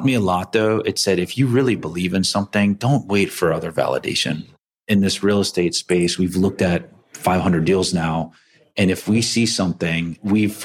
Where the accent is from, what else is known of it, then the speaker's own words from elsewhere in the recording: East Coast, United States; I grew up in the East Coast